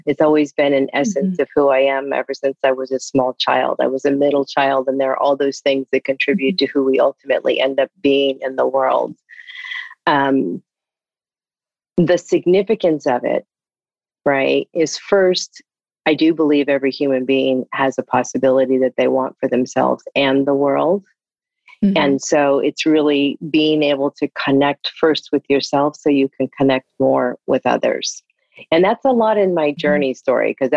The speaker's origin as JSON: {"language": "English", "town": "Ithaca", "region": "New York", "country": "United States", "tie": "born or raised there", "also_born_or_lived": "Indiana", "moved": "yes", "lives_now": "California, United States", "said": "I grew up in upstate New York. I was born in Indiana."}